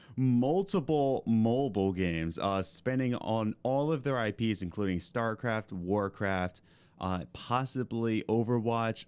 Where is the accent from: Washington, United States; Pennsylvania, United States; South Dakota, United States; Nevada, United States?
Pennsylvania, United States; Philadelphia; moved away as an adult; also born or lived in Lancaster; I grew up in Philly